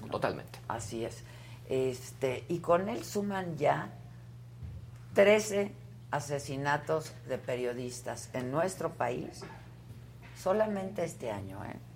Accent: San Luis de la Paz, Guanajuato, Mexico; De San Luis de la Paz, Guanajuato.

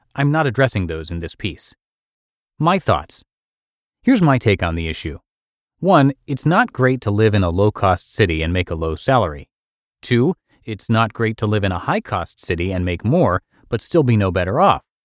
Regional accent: small town in Iowa, United States; moved away as an adult; My family was from a small town in Iowa where absolutely nothing was going on for me job-wise.

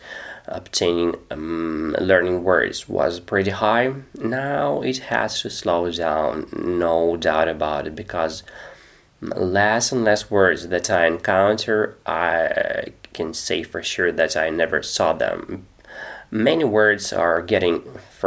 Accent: Russia; English is a second language; I'm 36 years old, I'm from Russia

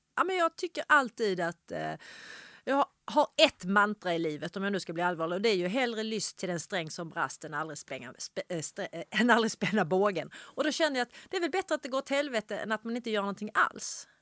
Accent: Ystad, Skåne, Sweden; jag är uppväxt i Ystad

